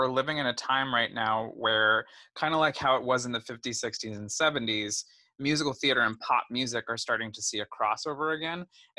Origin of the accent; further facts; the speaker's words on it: Colorado, United States; also born or lived in South Korea; now in New York, United States; I was born in Colorado